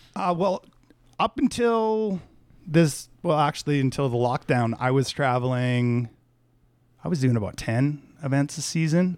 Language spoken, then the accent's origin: English; Canada; I'm Canadian